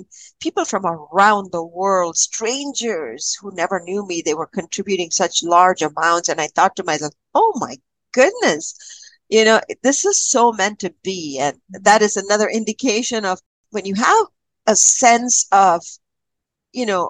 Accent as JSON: {"language": "English", "region": "Kerala", "country": "India", "tie": "born or raised there", "moved": "yes", "lives_now": "Canada", "said": "I was born and raised in Kerala, and my grandparents used to take me to this amazing temple."}